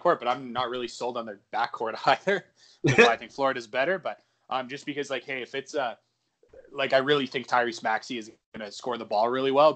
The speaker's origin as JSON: {"language": "English", "town": "Edmonton", "region": "Alberta", "country": "Canada", "tie": "born or raised there", "said": "my my hometown of Edmonton, Alberta, in Western Canada"}